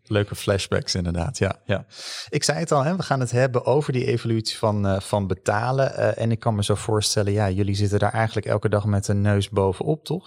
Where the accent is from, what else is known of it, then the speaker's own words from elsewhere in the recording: Netherlands; als Hollanders